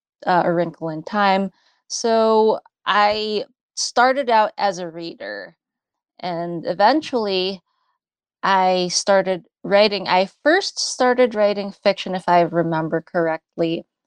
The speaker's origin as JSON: {"language": "English", "country": "United States", "tie": "born or raised there", "said": "when I was growing up in the States, I felt in many ways alienated."}